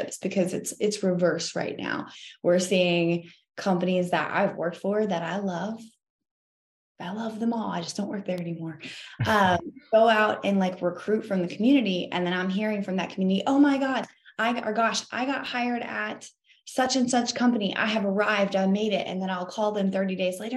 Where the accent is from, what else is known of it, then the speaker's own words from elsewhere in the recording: the South, United States; Southern hospitality upbringing